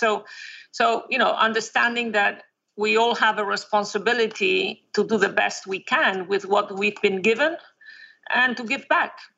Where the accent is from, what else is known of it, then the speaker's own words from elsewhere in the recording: a very small town in northern Spain, Spain; born in, in, a very small town in northern Spain. It's it's on the ocean, so it's um, it's a Celtic area of Spain